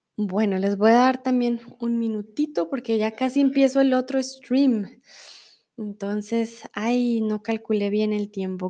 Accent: Colombia; also born or lived in Mexico; now in Germany; crecí con muchas supersticiones en Colombia

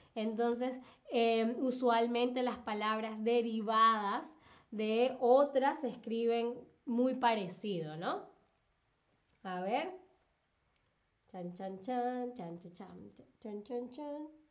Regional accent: Venezuela; yo soy de Venezuela, Latinoamérica

